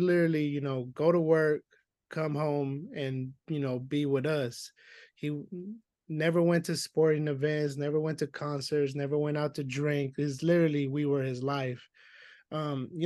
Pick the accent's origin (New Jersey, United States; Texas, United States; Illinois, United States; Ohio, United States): Texas, United States; Houston; I'm from Houston, Texas, specifically the East Side